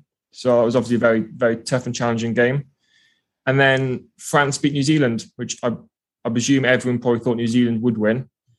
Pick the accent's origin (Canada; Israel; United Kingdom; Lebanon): United Kingdom; South Wales; I'm from South Wales